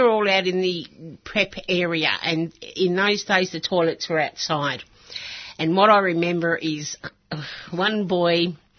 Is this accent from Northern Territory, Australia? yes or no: no; Melbourne, Victoria, Australia; Yes, I grew up in Middle Park.